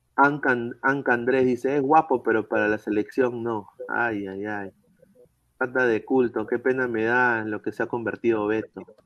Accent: Peru; como peruano

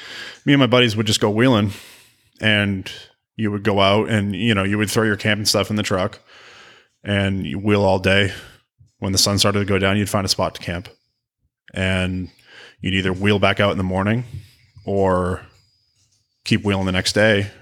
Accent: New England, United States; No, I grew up in New England, and you really, if you're because of the winters and the road conditions up there

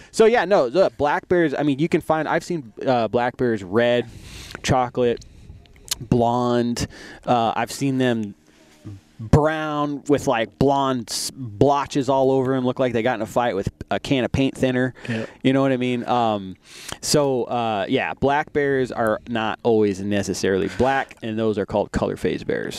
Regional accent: Arizona, United States; also born or lived in Albuquerque, New Mexico / New York; when I was nine, uh, moved out to Arizona, and I've been here ever since.

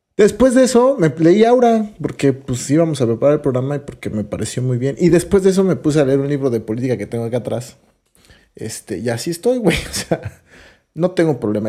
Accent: Mexico City, Mexico; yo soy chilangazo, ¿no? Y me encanta cuando conocer cosas de mi ciudad todo el tiempo, del lugar de donde soy

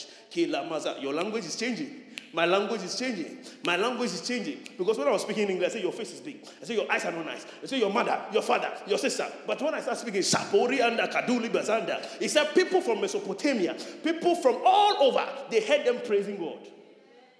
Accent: Nima, Greater Accra, Ghana; I'm a Nima boy

